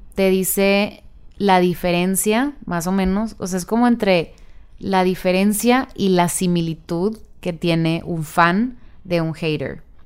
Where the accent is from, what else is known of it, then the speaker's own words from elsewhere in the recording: northern Mexico, Mexico; mezclo a veces como el inglés con el español porque soy del norte